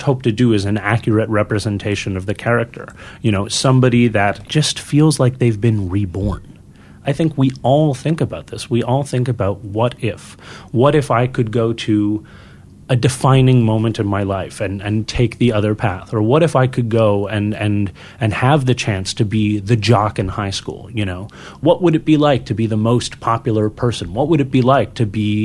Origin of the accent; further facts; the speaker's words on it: Montreal, Quebec, Canada; I was born in Montreal, and so it is French-Canadian, it is Québécois